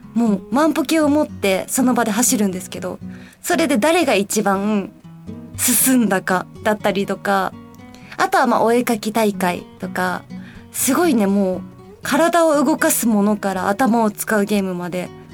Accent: Osaka, Japan; moved away as an adult; now in Tokyo, Japan; 地元が大阪なんですけど東京に引っ越ししてきて5年ちょっと経つんですけど

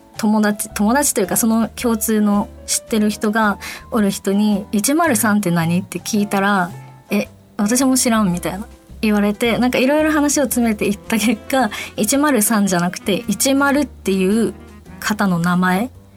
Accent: Fukuoka, Japan; accent: Fukuoka-ben / Hakata-ben; 私が福岡弁で話していくコーナーです。で、えっと、私、えっと、タメ口じゃないと出ないので、博多弁、福岡弁が

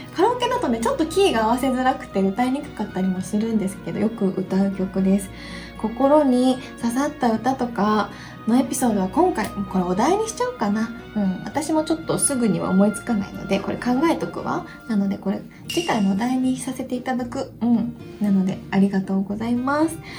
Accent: Hiroshima, Japan; accent: Hiroshima dialect; now in Tokyo, Japan; 広島弁は別に癖じゃないけん

